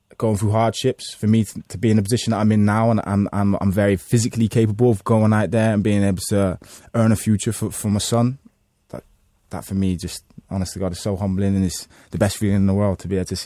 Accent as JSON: {"language": "English", "town": "Liverpool", "region": "North West England", "country": "United Kingdom", "tie": "born or raised there", "also_born_or_lived": "Florida", "said": "I'm based in Liverpool. Liverpool's my hometown"}